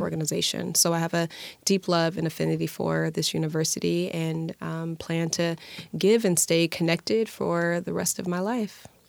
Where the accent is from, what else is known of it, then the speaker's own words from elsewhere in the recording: Alabama, United States; moved away; I'm from Alabama